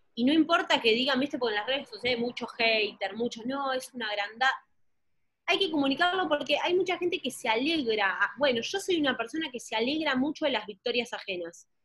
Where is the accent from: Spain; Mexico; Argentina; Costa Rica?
Argentina; siendo de Argentina